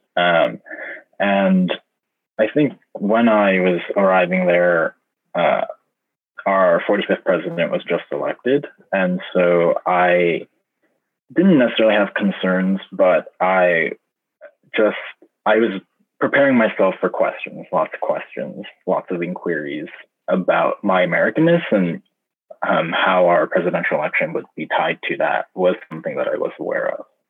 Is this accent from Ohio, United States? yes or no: no; California, United States; moved away as an adult; also born or lived in rural Midwest; I'm from California